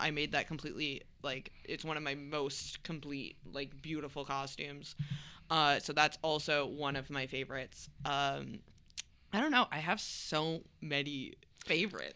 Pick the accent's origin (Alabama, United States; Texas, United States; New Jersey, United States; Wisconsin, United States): Wisconsin, United States; I grew up in Wisconsin